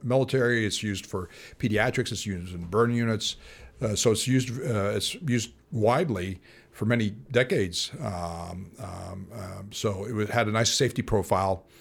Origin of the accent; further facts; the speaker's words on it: Illinois, United States; moved away as an adult; now in St. Louis, United States; I was from Illinois